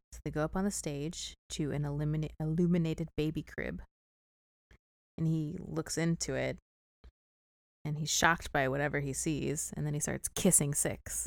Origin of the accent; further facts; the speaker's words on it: St. Louis, Missouri, United States; I am from Saint Louis.